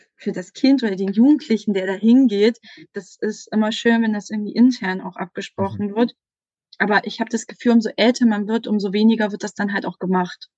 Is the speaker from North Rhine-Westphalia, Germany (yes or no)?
no; Saxony-Anhalt, Germany; moved away; ich komme ursprünglich aus Sachsen-Anhalt und bin dann an eine Sekundarschule gegangen